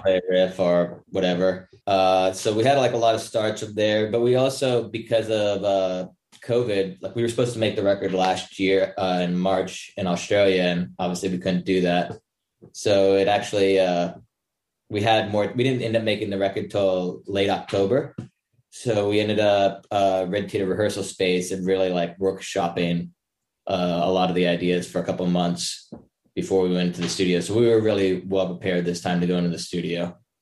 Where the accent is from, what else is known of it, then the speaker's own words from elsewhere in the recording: Los Angeles, California, United States; I'm from Los Angeles, California and lived here all my life